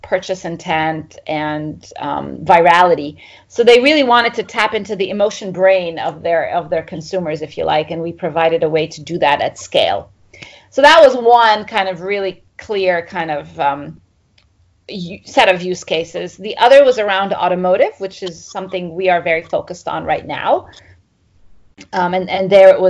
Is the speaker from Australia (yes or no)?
no; Egypt; moved away as an adult; also born or lived in Middle East / Cambridge, United Kingdom; I grew up in Egypt